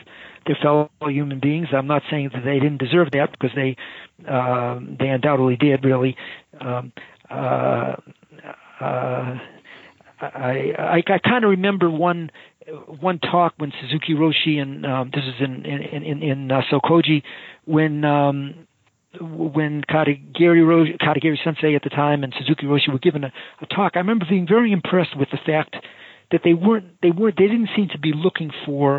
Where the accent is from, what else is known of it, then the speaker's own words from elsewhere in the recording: Boston, Massachusetts, United States; moved away as an adult; also born or lived in San Francisco / Los Angeles / Rochester; now in Raleigh, United States; I grew up in the Boston area